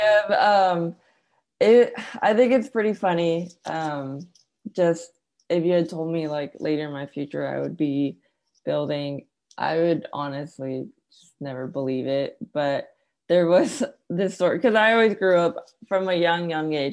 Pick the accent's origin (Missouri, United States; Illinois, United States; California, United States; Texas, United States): California, United States; also born or lived in Arkansas; now in Chattanooga, United States; i was born and raised in california